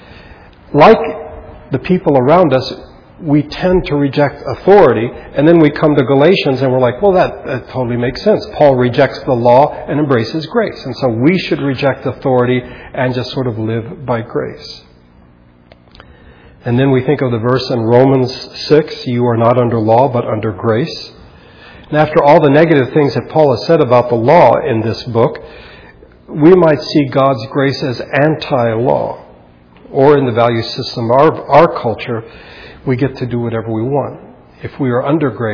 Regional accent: United States; as American Christians

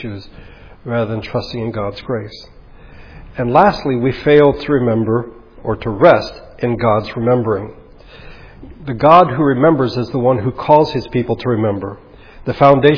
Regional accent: United States; as Americans

